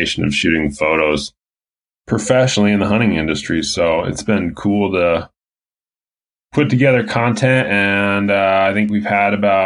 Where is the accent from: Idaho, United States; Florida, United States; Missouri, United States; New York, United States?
Idaho, United States; Coeur d'Alene; moved away as an adult; also born or lived in Bozeman, Montana; now in Montana, United States; I grew up in North Idaho, the Coeur d'Alene, Post Falls